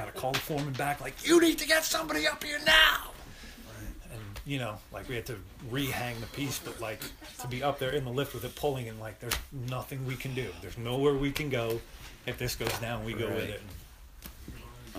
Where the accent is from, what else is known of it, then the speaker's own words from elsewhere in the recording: Massapequa, New York, United States; also born or lived in Colorado; there's a clothing company that was based in my hometown in Massapequa